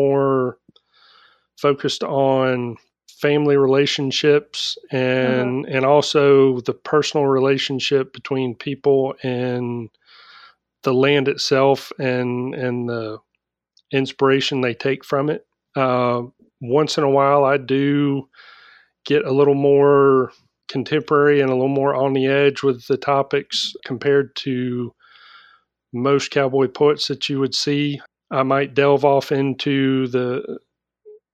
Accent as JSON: {"language": "English", "region": "Florida", "country": "United States", "said": "I'm from Florida"}